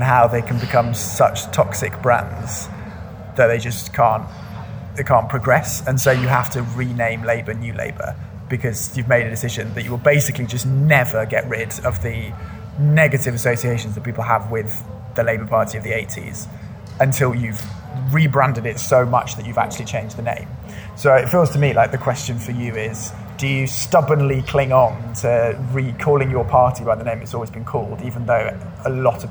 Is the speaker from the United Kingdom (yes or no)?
yes; United Kingdom; moved away as an adult; now in London, United Kingdom; I'm actually preparing to leave London at the moment and move back to my hometown